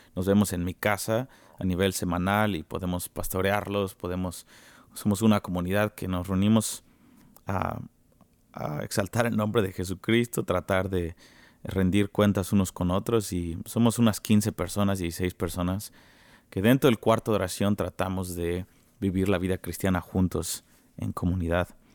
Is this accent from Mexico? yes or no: yes; Mexico City, Mexico; now in Kansas City, United States; yo soy de México, soy mexicano chilango, de la mera Ciudad de México